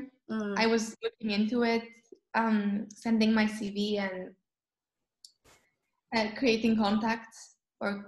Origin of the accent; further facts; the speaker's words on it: Athens, Attica, Greece; first language Greek; English is a second language; now in Nicosia, Cyprus; I'm from Greece originally